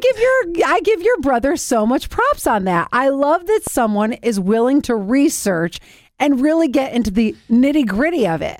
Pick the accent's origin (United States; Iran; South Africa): United States; Cleveland, Ohio; the house that it was filmed in is in my hometown